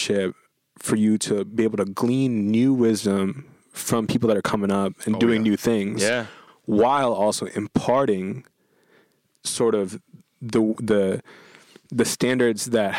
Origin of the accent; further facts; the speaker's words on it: Philippines; And then, so here, as a Filipino, karaoke is really intense.